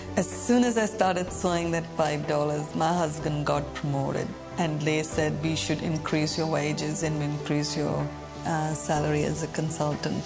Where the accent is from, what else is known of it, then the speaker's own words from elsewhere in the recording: India; moved away as an adult; also born or lived in Sydney, Australia; now in Australia; I'm from India